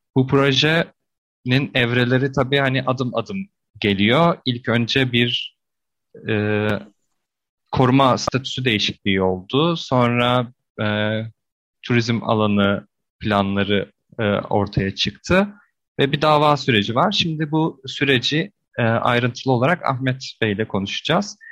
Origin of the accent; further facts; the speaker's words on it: İzmir, Turkey; ben de e, yani İzmirliyim